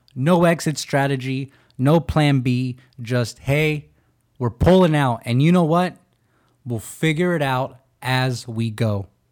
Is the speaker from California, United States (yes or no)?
yes; California, United States; California is my home. That's my state.